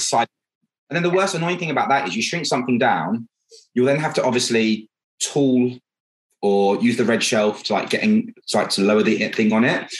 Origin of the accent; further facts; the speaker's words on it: Buckinghamshire, South East England, United Kingdom; I'm British, I'm proper British, um, and I'm from Buckinghamshire